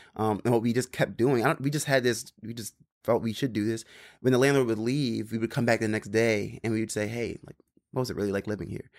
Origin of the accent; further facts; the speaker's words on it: Maryland, United States; also born or lived in Philadelphia; now in New York, United States; I grew up in Maryland